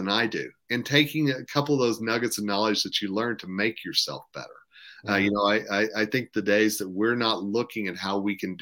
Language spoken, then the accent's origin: English; Tulsa, Oklahoma, United States; moved away as an adult; now in Colorado, United States; I'm from Tulsa